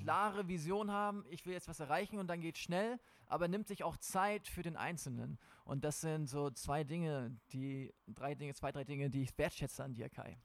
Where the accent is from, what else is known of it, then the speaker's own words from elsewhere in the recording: Schleswig-Holstein, Germany; moved away as an adult; ich bin in Schleswig-Holstein groß geworden. Ich habe dort 19 Jahre meines Lebens verbracht